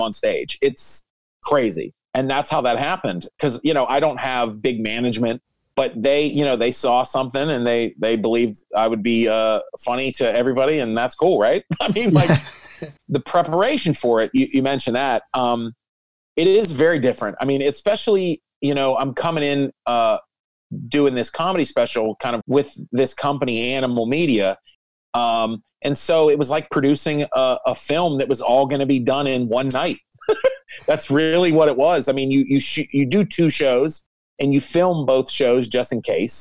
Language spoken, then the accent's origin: English; Pittsburgh, Pennsylvania, United States; in my hometown